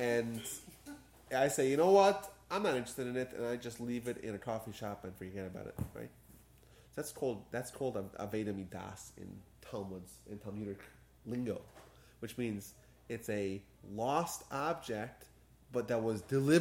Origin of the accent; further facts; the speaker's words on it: New York, United States; moved away; I grew up in New York